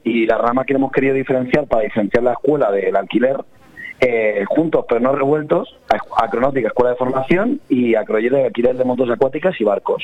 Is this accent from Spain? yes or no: yes; Benidorm, Valencian Community, Spain; me crié en Benidorm